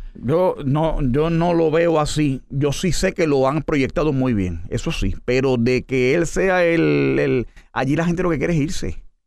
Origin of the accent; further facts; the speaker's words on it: United States; yo soy americano